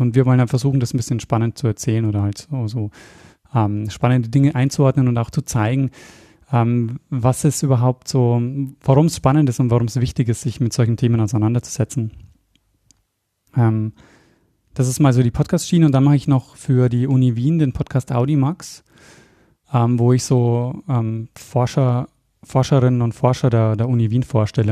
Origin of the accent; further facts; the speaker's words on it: Regensburg, Bavaria, Germany; moved away as an adult; also born or lived in Austria; komme aber eigentlich aus Bayern. Also ich komme aus Regensburg ursprünglich